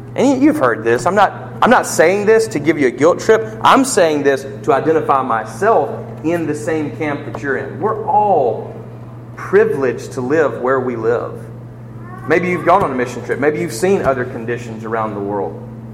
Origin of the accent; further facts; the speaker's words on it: United States; I'm an American